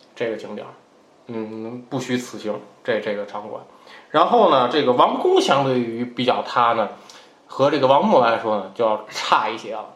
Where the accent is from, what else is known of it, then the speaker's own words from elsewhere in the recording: northern China, China; 作为一个北方人，不是那么的适应